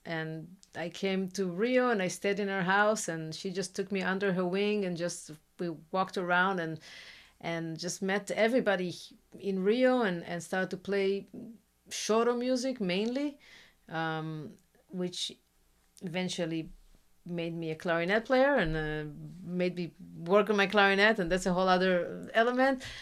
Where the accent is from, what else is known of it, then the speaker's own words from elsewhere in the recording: Israel; English is a second language; now in Brazil; I come from Israel